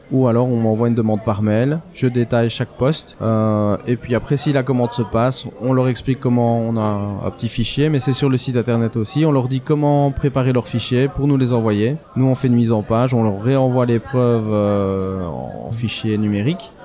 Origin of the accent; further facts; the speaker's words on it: Belgium; je suis belge